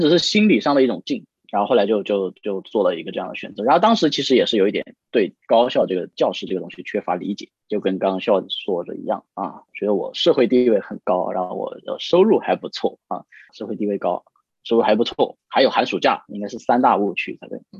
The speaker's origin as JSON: {"language": "Chinese", "region": "Guangxi", "country": "China", "also_born_or_lived": "Suzhou", "moved": "yes", "said": "因为我们家是广西的嘛"}